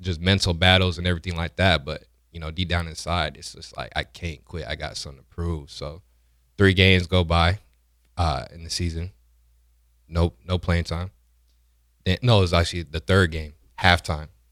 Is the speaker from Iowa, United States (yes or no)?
yes; Iowa City, Iowa, United States; moved away as an adult; also born or lived in Nebraska; I grew up in Iowa City